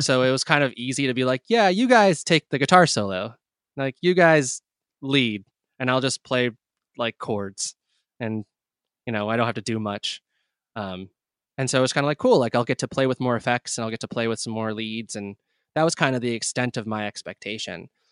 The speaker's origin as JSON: {"language": "English", "town": "New Brunswick", "region": "New Jersey", "country": "United States", "tie": "born or raised there", "said": "I was born and raised in New Brunswick, uh, New Jersey"}